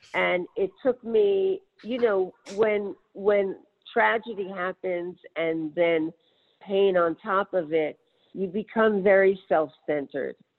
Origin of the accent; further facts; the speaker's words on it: New York City, New York, United States; I grew up in New York City